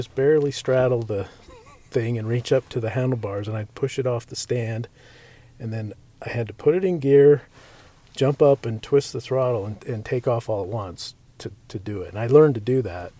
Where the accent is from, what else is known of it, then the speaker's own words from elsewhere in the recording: Utah, United States; also born or lived in Nevada / Mountain Home, Idaho / Montana / Phoenix; I'm 52, and basically I'm from here in Utah. My dad was in the Air Force when I was a kid, so we moved around a lot. Spent some time in Vegas, Mountain Home, Idaho, Montana, Phoenix, Germany, just lots of different places.